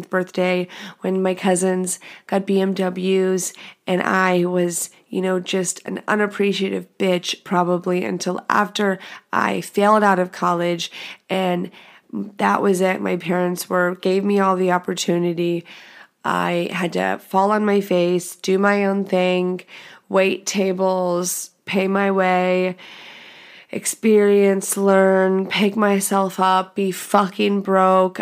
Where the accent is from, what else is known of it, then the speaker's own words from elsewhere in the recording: The Woodlands, Texas, United States; I am from the Woodlands, Texas. If you know anything about that, it's a goddamn bubble